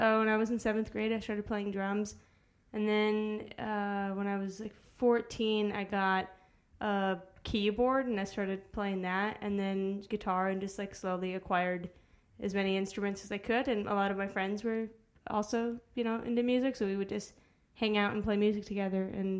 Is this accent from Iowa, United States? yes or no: no; Arizona, United States; moved away; also born or lived in Chicago, Illinois; I was born in Chicago. I grew up in Arizona.